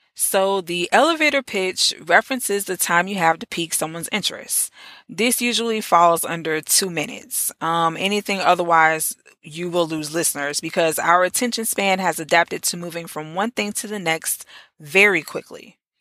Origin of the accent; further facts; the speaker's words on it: Orlando, Florida, United States; in the great Orlando, Florida. It was only right that I start off this series in my hometown.